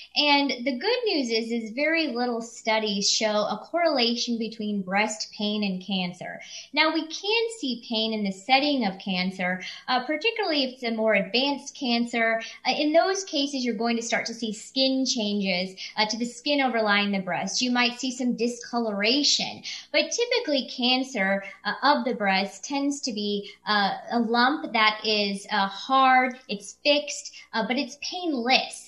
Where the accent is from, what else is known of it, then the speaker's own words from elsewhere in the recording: Kansas City, Missouri, United States; moved away as an adult; I came back to practice in the area in which I was raised in July of 2018